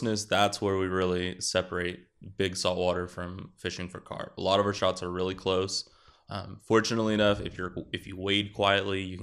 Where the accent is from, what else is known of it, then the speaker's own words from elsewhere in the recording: Victoria, Texas, United States; moved away as an adult; now in Dallas-Fort Worth, United States; I grew up in South Texas. I grew up in Victoria